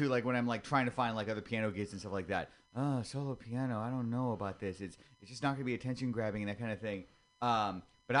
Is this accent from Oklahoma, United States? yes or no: no; San Mateo, California, United States; also born or lived in Oakland; now in San Francisco, United States; I'm a local boy. I came from San Mateo.